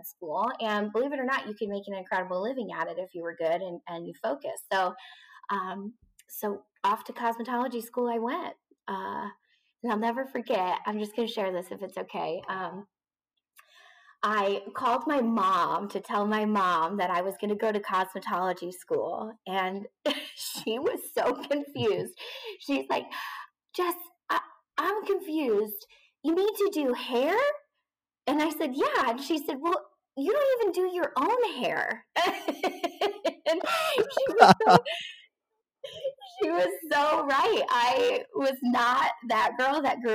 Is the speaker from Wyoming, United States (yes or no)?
yes; Wyoming, United States; moved away; also born or lived in Phoenix, Arizona; I'm originally from Wyoming